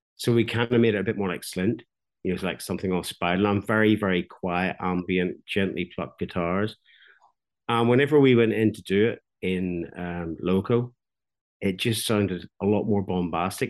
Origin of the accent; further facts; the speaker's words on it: Belfast, Northern Ireland, United Kingdom; now in Ballyclare, United Kingdom; I'm from Belfast, but I live in a small market town called Ballyclare